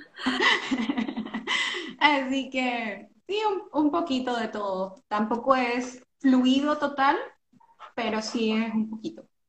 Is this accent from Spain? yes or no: no; Panama; moved away as an adult; now in Norway; nosotros que somos panameños, somos creo que los únicos panameños